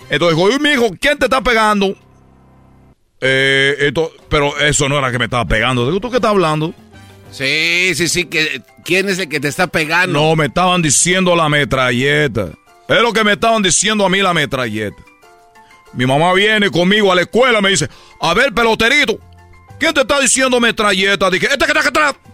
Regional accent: Cuba; Quiero platicarles que yo soy de Cuba. Porque en Cuba jugamos la pelota, así nos dicen los peloteros.

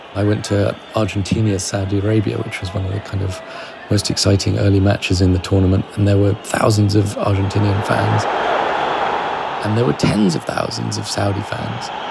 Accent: London, United Kingdom; I'm English. I grew up in London.

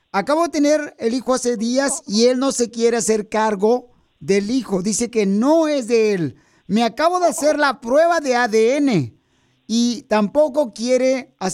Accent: Oaxaca, Mexico; now in Los Angeles, United States; porque aquí venimos de Oaxaca a Los Ángeles, Estados Unidos

